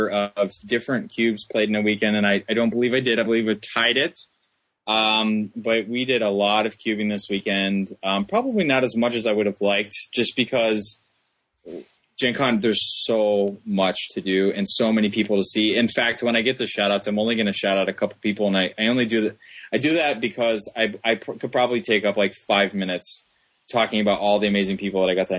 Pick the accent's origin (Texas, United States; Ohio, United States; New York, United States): Ohio, United States; Columbus; I'm from Columbus, Ohio